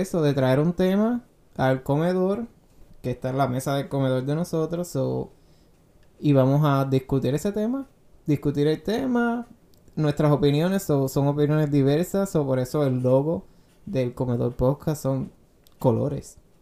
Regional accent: Guayama, Puerto Rico; moved away as an adult; now in United States; Soy de Puerto Rico, de Guayama, Puerto Rico. Nací y criado allá hasta los 18 años que me mudé a los Estados Unidos

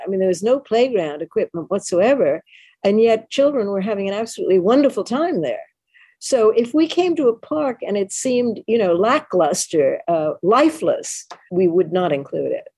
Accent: New York City, New York, United States; I'm a New Yorker and always have been. I was born and bred here

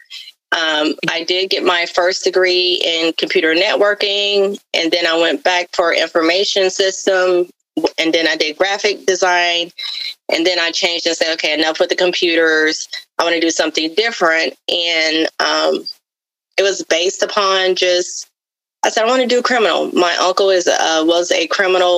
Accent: Florida, United States; accent: Southern; I am a Southern girl, so you may hear a little of the Southern accent come out every now and then. But I am from Florida

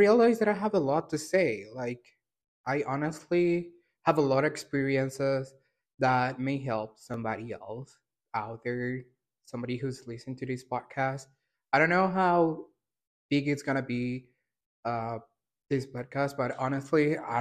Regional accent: El Salvador; I'm from El Salvador, born and raised

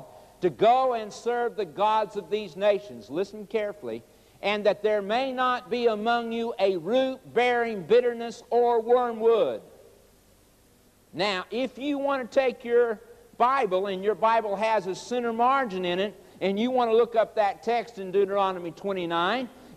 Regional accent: Oklahoma, United States; also born or lived in Chicago, Illinois; When I was 9 years old, we moved from Chicago, Illinois, to Oklahoma.

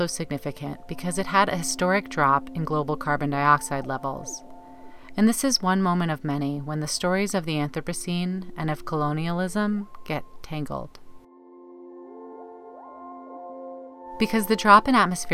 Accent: the Bible Belt, United States; Growing up in the Bible Belt

